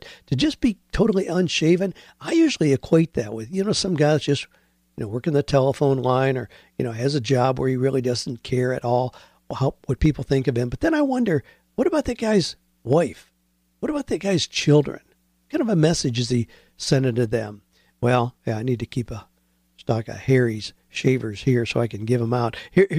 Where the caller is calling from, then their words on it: Sydney, New South Wales, Australia; I'm from Sydney, Australia.